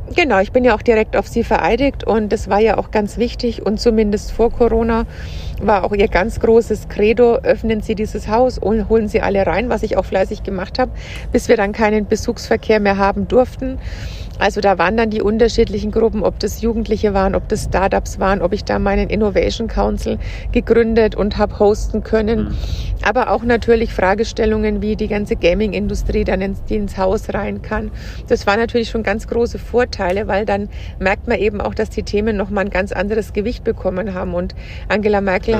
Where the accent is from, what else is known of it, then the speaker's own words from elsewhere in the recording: Franconia, Bavaria, Germany; also born or lived in Munich, Germany / Berlin, Germany; ich komme aus Franken